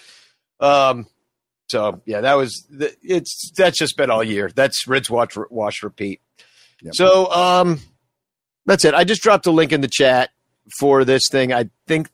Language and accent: English; Chicago, Illinois, United States; I'm from Chicago